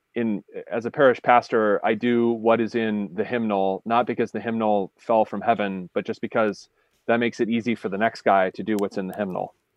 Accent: Appalachian Pennsylvania, United States; where I'm from, just to be clear, we don't have the Amish because it's Appalachia

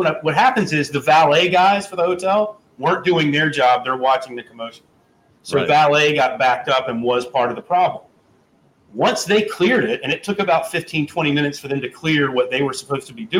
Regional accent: Southeast, United States; growing up in the Southeast

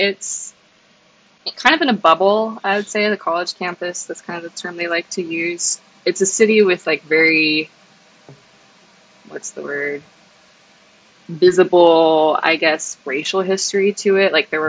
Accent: San Diego, California, United States; what was it like growing up in San Diego? {S1} It's beautiful. The weather is perfect year round. I was lucky enough to live like pretty close to the beach.

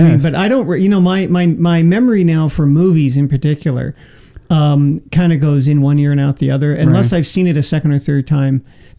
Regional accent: San Francisco, California, United States; I grew up in San Francisco, and sure. I was, you know, 10 years old at the time

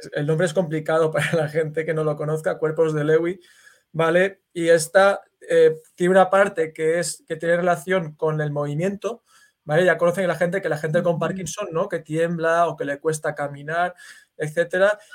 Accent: Valencia, Valencian Community, Spain; now in United States; yo soy de Valencia, que es una ciudad que está en España, en el Mediterráneo

